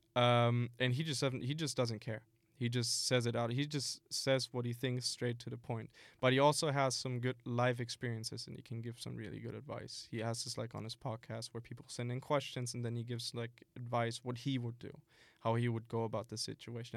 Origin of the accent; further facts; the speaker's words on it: Germany; I started working uh, before the pandemic in Germany. This company in my hometown was searching for someone